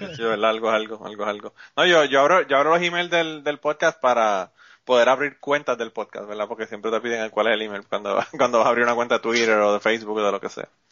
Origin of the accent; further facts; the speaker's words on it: Puerto Rico; now in United States; Nosotros somos boricuas